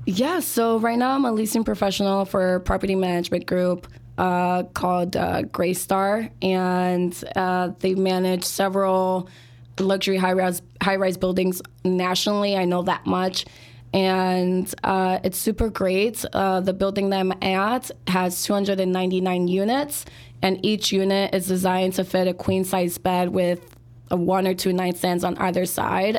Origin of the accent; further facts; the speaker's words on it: Chicago, Illinois, United States; born and raised here in Chicago, and I grew up in the Northwest side, so Belmont Cregan and Hermosa.